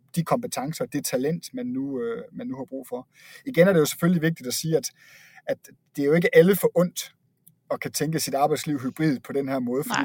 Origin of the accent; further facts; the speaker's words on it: Denmark; accent: Jutlandic; moved away as an adult; now in Copenhagen, Denmark; jeg selv tilflytter til København fra Jylland, øh, som du måske kan høre på min accent